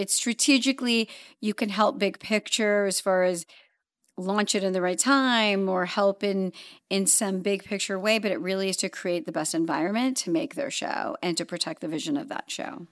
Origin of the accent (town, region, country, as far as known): Los Angeles, California, United States; born or raised there; also born or lived in London / Zambia